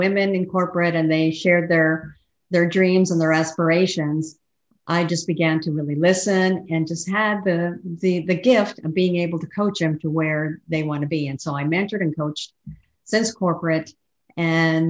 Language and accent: English; El Paso, Texas, United States; moved away as an adult; now in Fort Worth, United States; I'm a long life Texan, was born and raised in El Paso